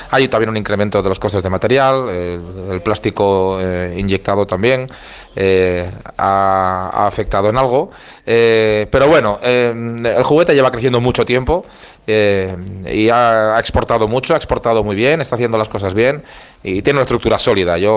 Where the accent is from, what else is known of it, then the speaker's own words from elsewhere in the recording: Valencian Community, Spain; la, de la uva embolsada del Vinalopó, que también. Oiga, vaya la promoción que estoy haciendo de mi tierra